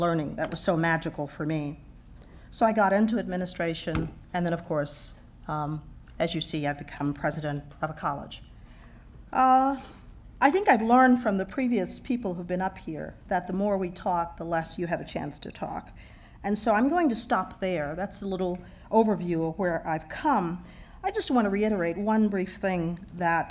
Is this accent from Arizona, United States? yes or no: no; Houston, Texas, United States; moved away as an adult; I grew up in Texas.